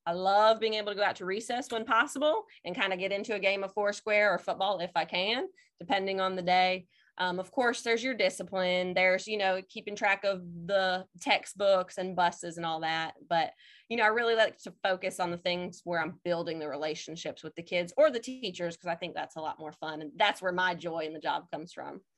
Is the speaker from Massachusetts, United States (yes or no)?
no; Indiana, United States; moved away as an adult; also born or lived in New Jersey / Mississippi; now in Madison, Mississippi, United States; I am originally from Indiana, went to college in New Jersey